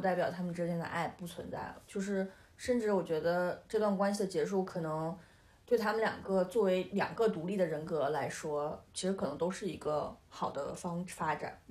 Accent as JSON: {"language": "Chinese", "region": "Northeast China", "country": "China", "said": "我是东北人"}